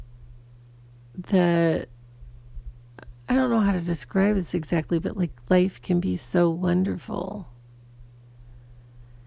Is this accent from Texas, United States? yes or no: no; Arizona, United States; I grew up in Arizona, and when I was young, I did not grow up with a lot of diversity